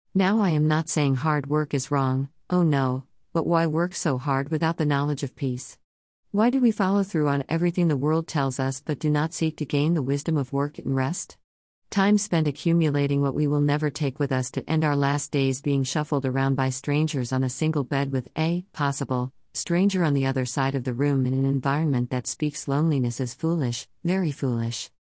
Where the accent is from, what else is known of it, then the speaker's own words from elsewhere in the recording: Jamaica; first language Jamaican Patois; moved away; My home country boasts numerous sayings, words with expressive meanings most often hard to explain in the bare English language